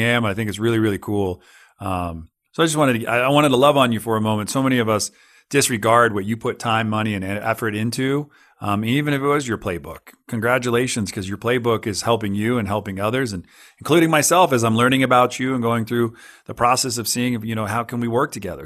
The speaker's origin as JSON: {"language": "English", "region": "California", "country": "United States", "tie": "born or raised there", "said": "I grew up, I grew up in California right on the San Andreas Fault. I was in Santa Cruz during the big one"}